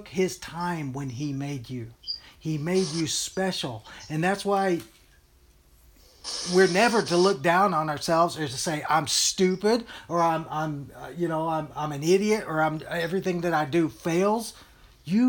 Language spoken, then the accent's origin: English; Texas, United States; moved away; also born or lived in Hawaii / Colorado / Utah; I was born and brought up in Texas and stuff. I think it's obvious by the way I talk